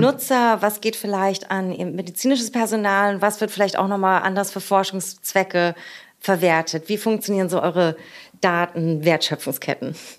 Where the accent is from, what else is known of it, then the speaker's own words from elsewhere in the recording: Berlin, Germany; aus meiner Heimat und unserer schönen Hauptstadt Berlin